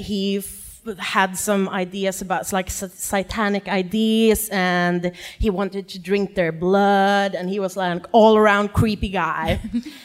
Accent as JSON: {"language": "English", "town": "Gävle", "region": "Gävleborg County", "country": "Sweden", "moved": "yes", "lives_now": "Stockholm, Sweden", "said": "I'm originally from a town like 2 hours north of here called Gävle."}